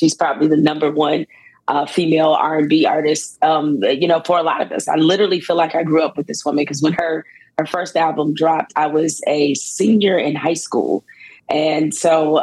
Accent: Detroit, Michigan, United States; as a youngster growing up in Detroit

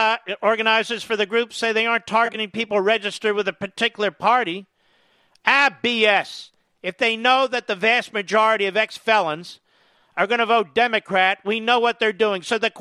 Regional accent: Pennsylvania, United States; the Commonwealth of Pennsylvania, my home state.

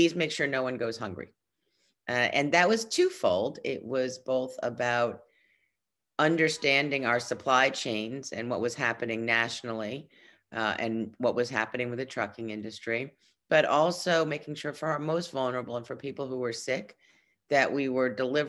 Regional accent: New York City, New York, United States; I was born and raised in Brooklyn

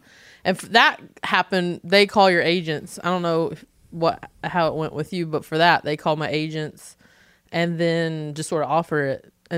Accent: the South, United States; I'm like, well, I'm from the South.

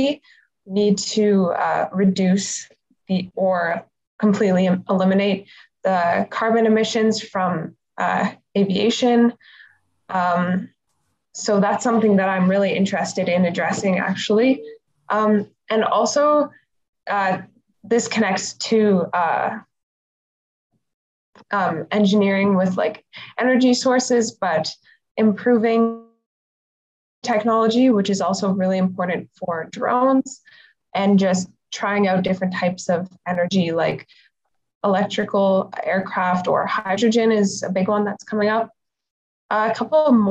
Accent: Toronto, Ontario, Canada; I'm actually from Toronto, so I didn't actually have to move to a new city

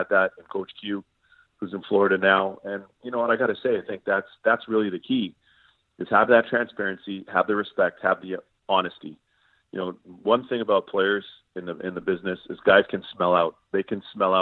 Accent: Toronto, Ontario, Canada; I remember growing up in Toronto

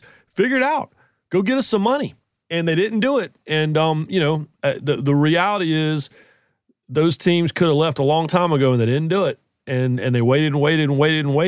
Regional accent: Southeastern United States, United States; I grew up in the Southeastern United States

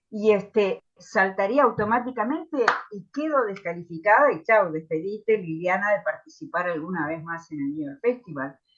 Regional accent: Tandil, Buenos Aires Province, Argentina; now in Buenos Aires, Argentina; yo me vine a Buenos Aires de Tandil en el año 70, así que estudié periodismo tres años en el Grafo

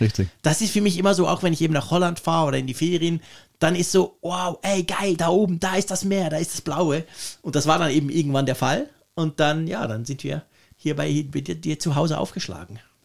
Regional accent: Switzerland; als Schweizer

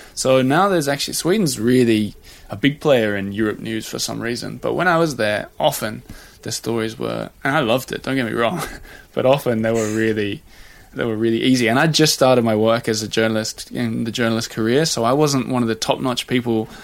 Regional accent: Australia; now in Paris, France; as an Australian with a Swedish wife living in Paris

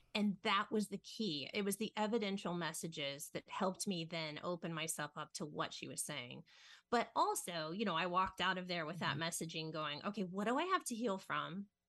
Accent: Ohio, United States; I grew up in Ohio

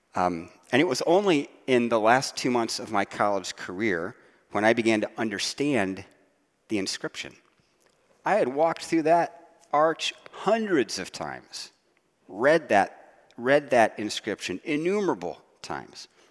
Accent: Ohio, United States; I grew up in Ohio

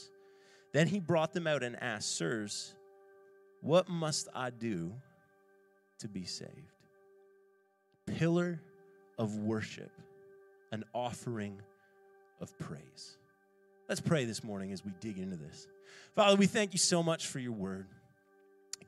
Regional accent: Ontario, Canada; now in Halifax, Canada; I grew up playing hockey in Schaumburg, Ontario

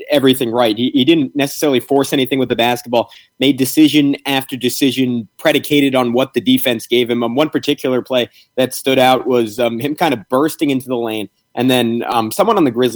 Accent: New York City, New York, United States; I grew up in New York City

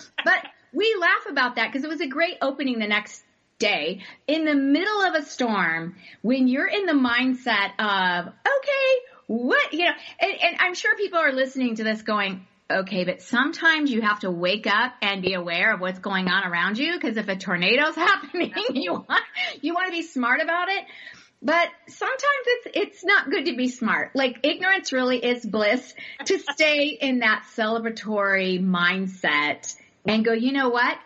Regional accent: Arizona, United States; we're from Arizona

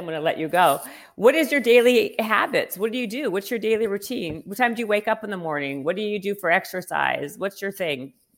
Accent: Winnipeg, Manitoba, Canada; moved away; also born or lived in Toronto; I'm from, well, Winnipeg and then Toronto

